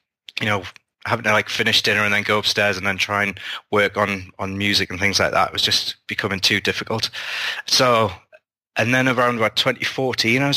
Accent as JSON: {"language": "English", "country": "United Kingdom", "said": "being a British sci-fi author"}